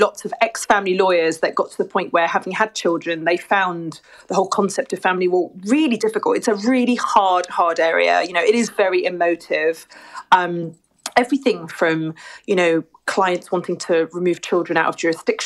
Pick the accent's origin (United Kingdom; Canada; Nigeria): United Kingdom; Surrey, near Twickenham, South East England; now in St Albans, United Kingdom; I was born and bred in the UK in Surrey, near Twickenham.